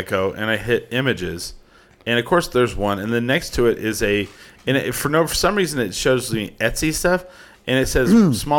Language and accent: English; United States; now in Albuquerque, United States; Next to Texas, like I grew up from 9 miles from the Texas border for most of my life. Actually, probably half my life at this point.